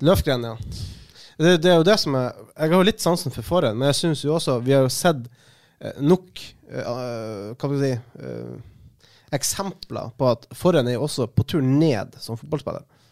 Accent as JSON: {"language": "Norwegian", "area": "not far from Narvik", "region": "Northern Norway", "country": "Norway", "said": "Jeg er fra Nord-Norge, jeg er ikke så langt fra, fra, Narvik"}